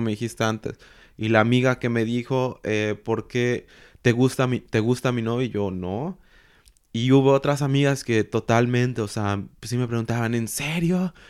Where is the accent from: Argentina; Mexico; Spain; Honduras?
Mexico; moved away as an adult; also born or lived in Mexico City; now in Germany; nosotros como mexicanos